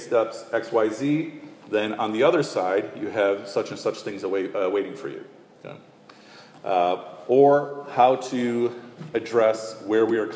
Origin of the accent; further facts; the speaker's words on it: Chicago, Illinois, United States; when I was growing up as a kid in Chicago